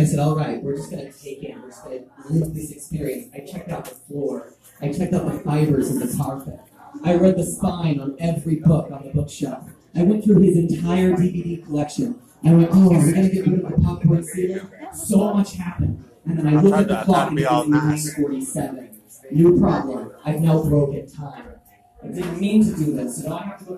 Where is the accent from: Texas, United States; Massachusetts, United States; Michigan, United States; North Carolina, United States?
Texas, United States; I grew up in Texas